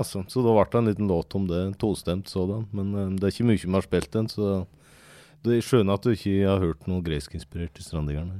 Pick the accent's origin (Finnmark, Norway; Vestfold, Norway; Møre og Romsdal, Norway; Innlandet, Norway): Innlandet, Norway; Aurdal; now in Fagernes, Norway; Jeg er egentlig fra, fra Aurdal, men eh, nå bor jeg på Fagernes